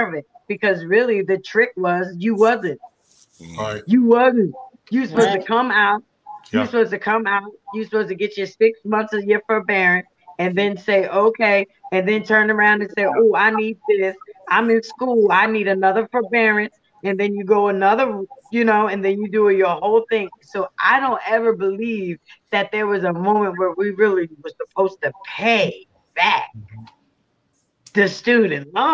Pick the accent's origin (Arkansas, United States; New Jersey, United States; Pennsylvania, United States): Pennsylvania, United States; I'm from Pennsylvania. All my kids went to IUP